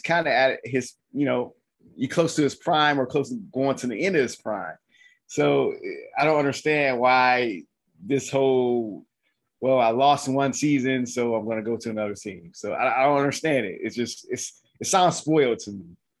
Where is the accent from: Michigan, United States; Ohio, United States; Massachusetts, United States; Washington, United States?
Michigan, United States; Detroit; moved away; I went back to my hometown, Detroit.